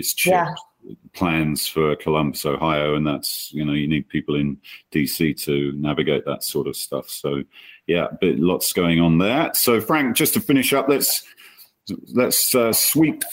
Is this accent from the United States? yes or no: no; London, United Kingdom; moved away; getting back to my hometown after 2 years away